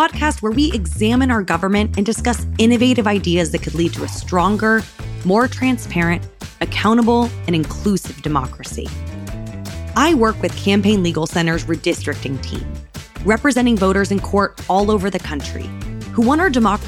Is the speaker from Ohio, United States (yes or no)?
no; St. Petersburg, Florida, United States; my hometown of St. Petersburg, Florida